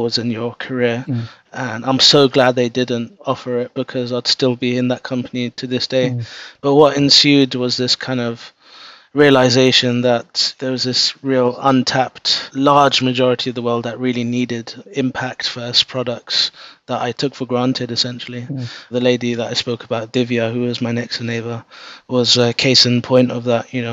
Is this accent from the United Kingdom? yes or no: yes; London, United Kingdom; I was born and brought up in London.